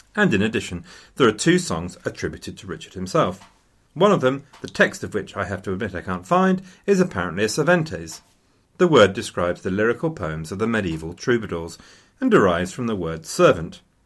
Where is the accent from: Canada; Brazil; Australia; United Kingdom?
United Kingdom; Loughborough, East Midlands; published in my hometown.